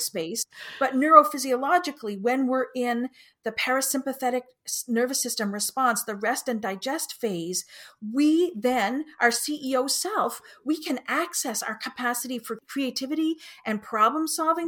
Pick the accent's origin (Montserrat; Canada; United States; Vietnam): Canada; I'm Canadian